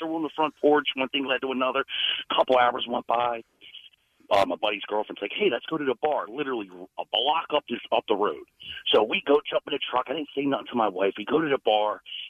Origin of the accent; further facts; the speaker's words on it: Philadelphia, Pennsylvania, United States; moved away as an adult; now in Texas, United States; Yeah, we just moved to Texas. We're from Northeast Philadelphia. So we moved to Texas about 6 years ago